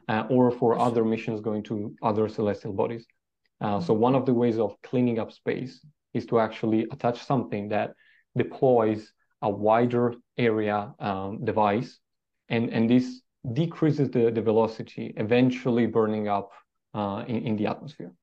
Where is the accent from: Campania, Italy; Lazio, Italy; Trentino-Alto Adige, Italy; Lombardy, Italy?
Trentino-Alto Adige, Italy; Trento; I was born in a very small town uh, in the Alps called Trento, uh, next to the Austrian border.